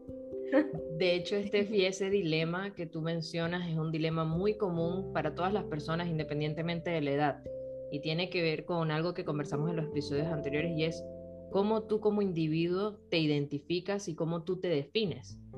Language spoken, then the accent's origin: Spanish; Venezuela; now in Chile; Rol y yo somos venezolanas